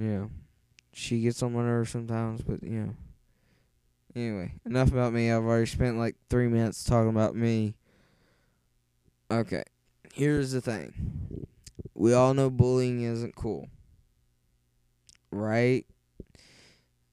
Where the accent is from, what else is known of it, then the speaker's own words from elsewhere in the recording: West Virginia, United States; accent: thick; moved away; originally, yes, I'm from West Virginia. And if you can't understand my accent, I know it's thick